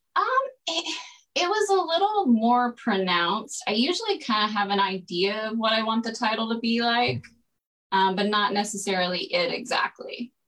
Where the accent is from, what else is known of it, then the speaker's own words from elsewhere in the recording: Greenville, Texas, United States; moved away as an adult; also born or lived in Colorado / Orange County, California; now in Los Angeles, United States; I am from Greenville, Texas, um, about an hour northeast of Dallas.